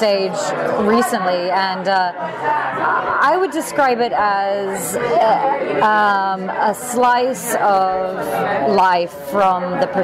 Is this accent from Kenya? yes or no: no; England, United Kingdom; moved away as an adult; now in Los Angeles, United States; I'm originally from England